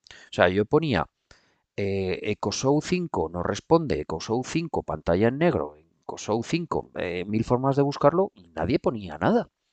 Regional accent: Aragon, Spain; como buen aragonés

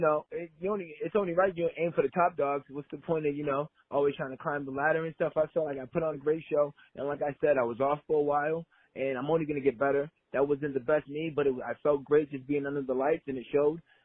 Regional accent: Lynn, Massachusetts, United States; now in Los Angeles, United States; I grew up in Lynn, Massachusetts.

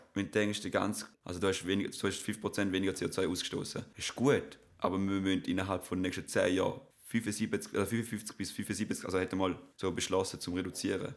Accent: Switzerland; Auch als Schweizer

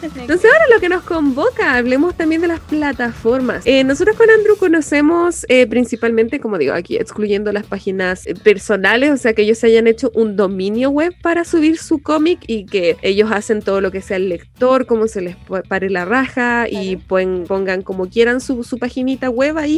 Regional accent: Chile; los chilenos somos canon como sociedad

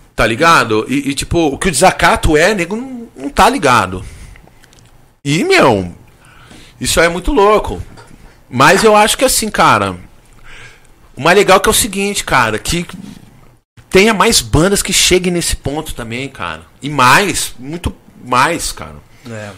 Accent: Brazil; eu sou brasileiro

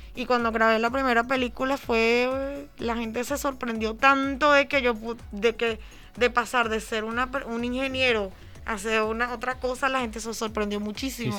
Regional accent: Venezuela; also born or lived in Barcelona; now in Paris, France; yo soy venezolana, vengo de otro tipo de cultura

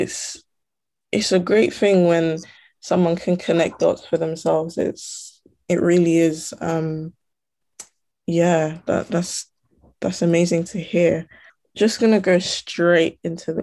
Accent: United Kingdom; My background is I'm from Ghana and Togo, but obviously, as you can tell by my speech, I'm from the UK.

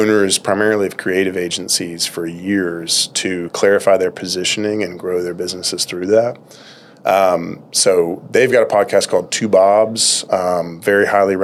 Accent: Lexington, United States; I grew up in Lexington, across the river

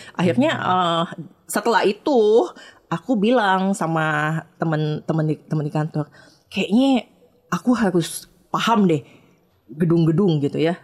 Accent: Lubuklinggau, South Sumatra, Indonesia; moved away as an adult; also born or lived in Jakarta; Aku ini anak daerah, hmm. aslinya dari kota Lubuk Linggau, Sumatera Selatan

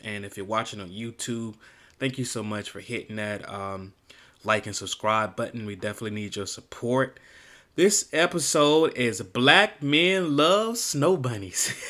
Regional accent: Miami, Florida, United States; I'm originally from Miami, Florida

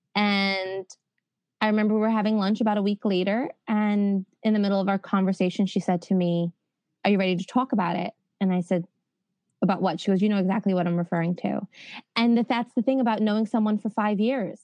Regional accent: New York, United States; accent: New York; moved away as an adult; also born or lived in Spain; I'm from New York

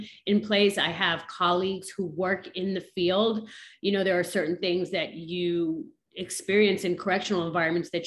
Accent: New York, United States; moved away as an adult; now in Miami, United States; I'm originally from New York

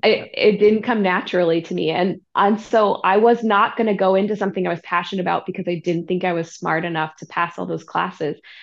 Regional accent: Santa Barbara, California, United States; I grew up in Santa Barbara, California.

